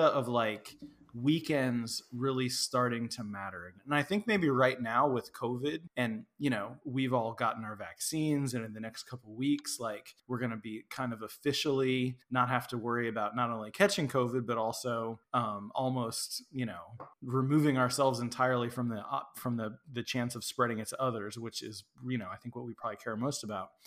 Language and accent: English; Midwest, United States; now in Texas, United States; I grew up in the Midwest.